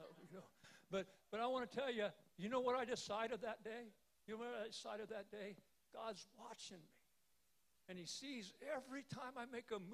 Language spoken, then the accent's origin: English; Salina, Kansas, United States; I was home in my hometown of Salina, Kansas